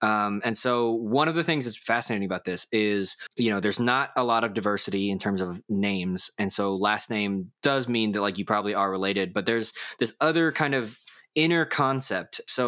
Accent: Daegu, North Gyeongsang, South Korea; born there; You know, like I was born in Daegu, but like, does that mean that I'm from there or did I just happen to be born there?

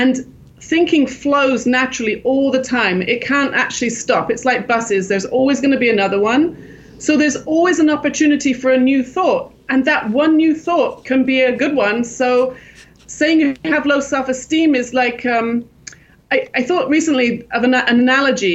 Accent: England, United Kingdom; moved away as an adult; also born or lived in Los Angeles, California, United States; now in Jerusalem, Israel; I grew up in England, and I started working in the theater in London

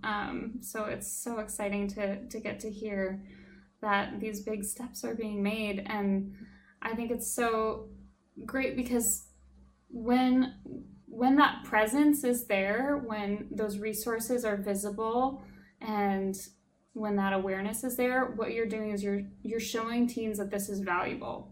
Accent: Alaska, United States; moved away; someone who was born and raised in Alaska

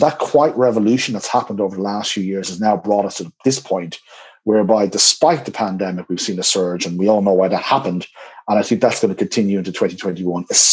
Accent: Dublin, Leinster, Ireland; Dublin, my hometown

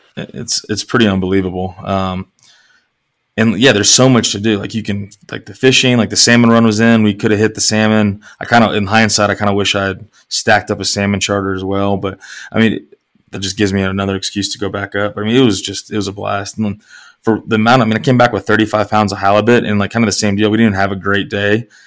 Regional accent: East Tennessee, United States; moved away; spending a lot of time growing up in East Tennessee

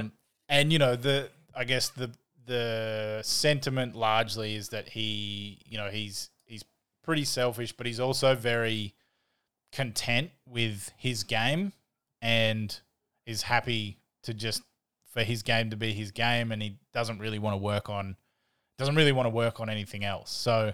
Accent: Australia; moved away; where I was the foreigner as an Australian.

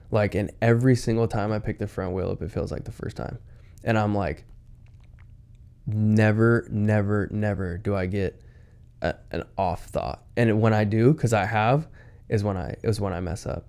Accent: Washington, United States; I'm from Washington

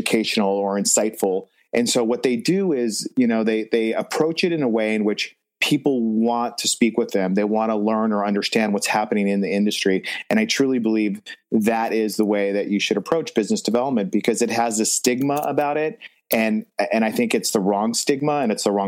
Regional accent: Los Angeles, California, United States; I grew up in Los Angeles. I was born and raised

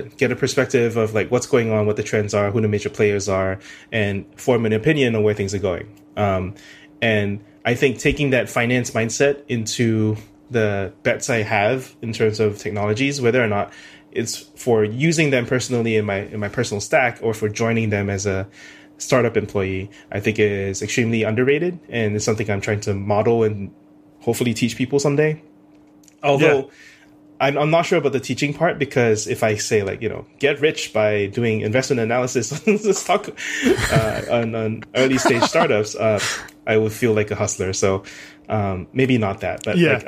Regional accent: Singapore; moved away as an adult; also born or lived in United States; born and raised in Singapore

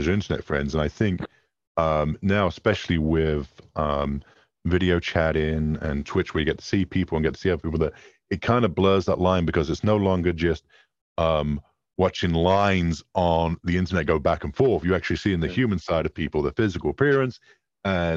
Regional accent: England, United Kingdom; I'm English

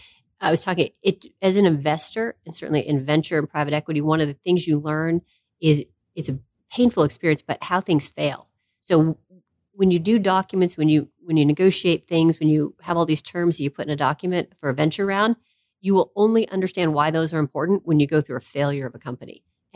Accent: East Coast, United States; I grew up on the East Coast. People on the East Coast are not okay with failure.

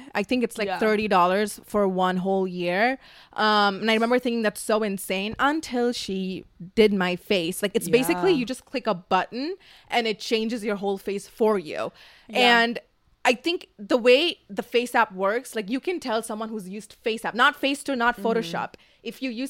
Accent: Dubai, United Arab Emirates; now in Los Angeles, United States; I come from Dubai.

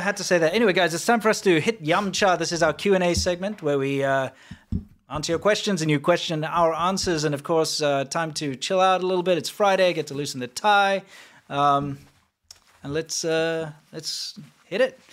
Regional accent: South Africa; moved away; South African

